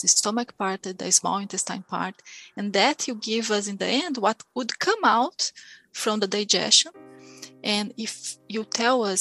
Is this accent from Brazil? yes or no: yes; Brazil; now in New Zealand; I came from Brazil, it's a huge country